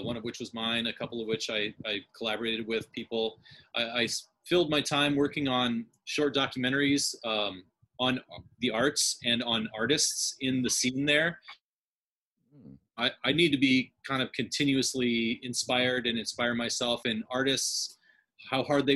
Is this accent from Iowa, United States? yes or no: yes; Mason City, Iowa, United States; also born or lived in Des Moines, Iowa; I grew up in Mason City in Clear Lake, Iowa